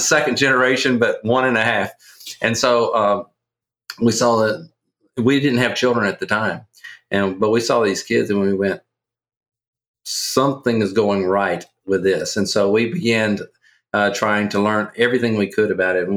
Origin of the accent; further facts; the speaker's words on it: Louisiana, United States; accent: Southerner; also born or lived in Kentucky; I am from Louisiana and uh, born and raised in Louisiana